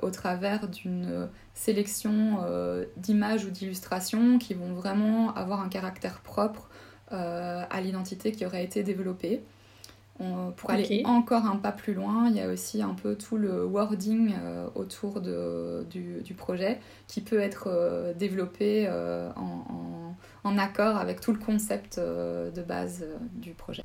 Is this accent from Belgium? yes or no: yes; Charleroi, Wallonia, Belgium; moved away as an adult; also born or lived in Namur / Mons / Brussels; now in Luxembourg City, Luxembourg; je viens euh, personnellement de la région de Charleroi.